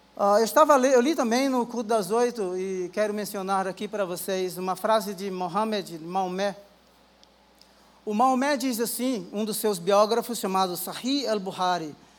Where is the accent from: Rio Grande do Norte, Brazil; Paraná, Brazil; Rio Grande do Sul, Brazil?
Rio Grande do Norte, Brazil; moved away; eu sou do Rio Grande do Norte